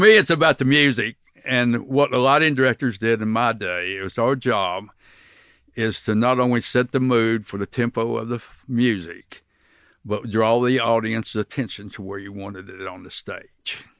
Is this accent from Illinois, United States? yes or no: no; Cocoa Beach, Florida, United States; also born or lived in Oklahoma; I grew up in Cocoa Beach